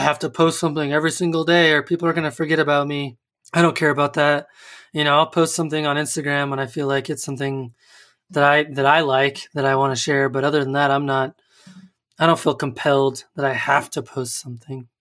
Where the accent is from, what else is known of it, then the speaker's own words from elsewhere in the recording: United States; as an American, as a dumb American that, that I am